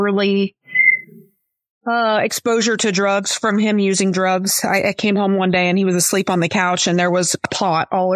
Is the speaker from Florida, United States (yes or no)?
yes; Florida, United States; also born or lived in Lakeland, Florida; I was born and raised here in Florida. I'm living in Lakeland, Florida, which is part of Polk County